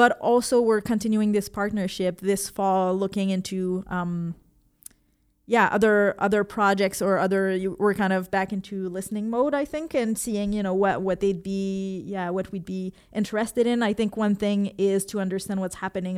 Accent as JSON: {"language": "English", "town": "Quebec City", "region": "Quebec", "country": "Canada", "said": "I come from Quebec City, where I was teaching there."}